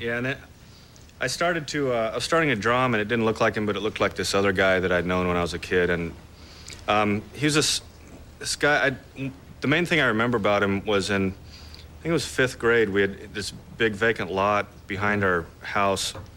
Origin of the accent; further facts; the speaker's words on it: Albuquerque, New Mexico, United States; moved away; also born or lived in San Diego / Texas; I'm originally from Albuquerque